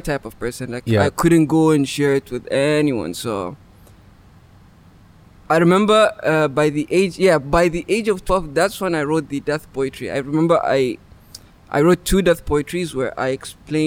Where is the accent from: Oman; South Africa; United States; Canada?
Oman; From Oman. Was born and raised here.